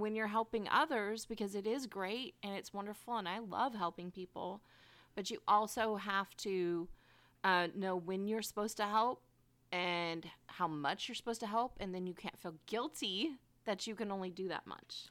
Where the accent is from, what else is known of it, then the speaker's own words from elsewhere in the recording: Bay Area, California, United States; I grew up in the Bay Area.